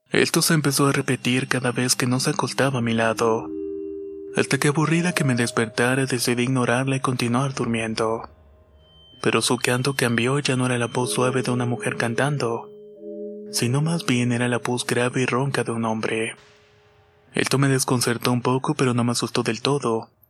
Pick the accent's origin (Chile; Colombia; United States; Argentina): Chile; Soy de Chile, tengo 26 años y vivo actualmente en la región de Coquimbo.